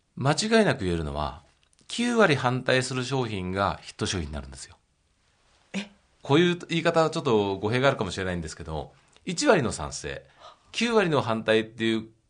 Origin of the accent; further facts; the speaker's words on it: Maebashi, Gunma, Japan; now in Tokyo, Japan; 出身地は群馬の前橋です